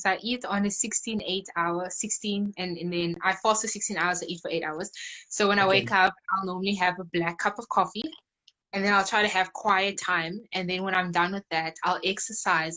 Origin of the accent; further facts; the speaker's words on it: Cape Town, Western Cape, South Africa; I'm from Cape Town, from Khayelitsha.